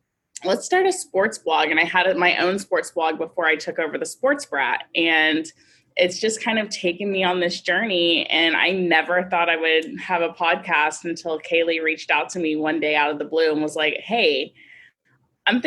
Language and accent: English; Houston, Texas, United States; I was born and raised in Houston